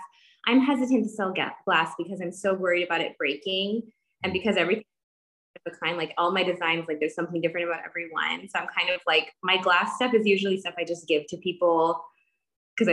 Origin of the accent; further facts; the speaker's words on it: Texas, United States; I grew up in Texas